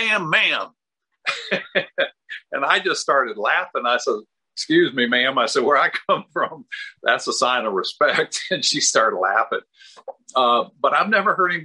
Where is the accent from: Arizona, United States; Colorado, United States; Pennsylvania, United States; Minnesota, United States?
Minnesota, United States; moved away; I was born in Minnesota, and we lived right on the Mississippi River. I'm 67, so I remember the river icing up